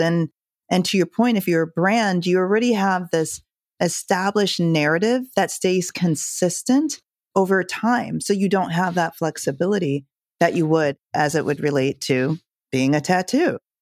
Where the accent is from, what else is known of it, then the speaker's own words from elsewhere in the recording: Jamaica; I'm from Jamaica